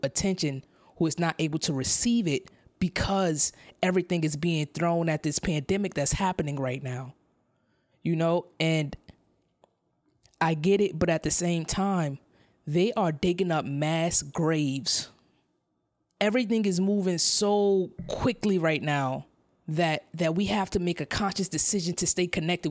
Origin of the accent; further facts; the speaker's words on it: New York City, New York, United States; moved away as an adult; now in San Diego, United States; I come from Brownsville, Brooklyn, in New York City, New York City Housing Authority. I grew up, that's, that's where I grew up.